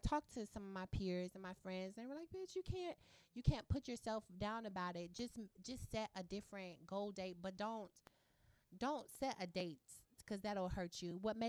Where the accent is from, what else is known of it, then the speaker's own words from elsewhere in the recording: Indianapolis, Indiana, United States; I'm from Indianapolis.